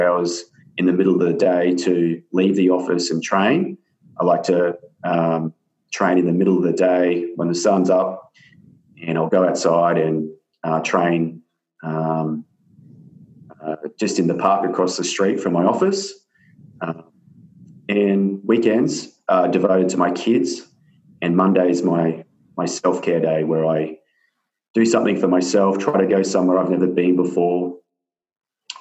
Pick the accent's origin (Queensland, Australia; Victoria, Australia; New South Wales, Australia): New South Wales, Australia; now in Sunshine Coast, Australia; I didn't grow up here. I grew up down in New South Wales in the country